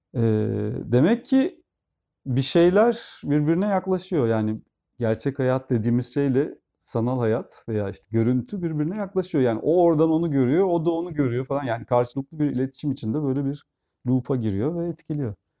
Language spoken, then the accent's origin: Turkish; Turkey; Türkler olarak